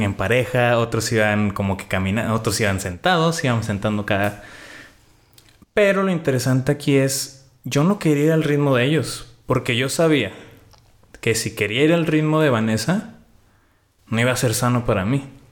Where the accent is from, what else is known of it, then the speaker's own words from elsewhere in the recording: Mexico; nosotros como mexicanos pues ya tenemos un límite porque pues somos país tercermundista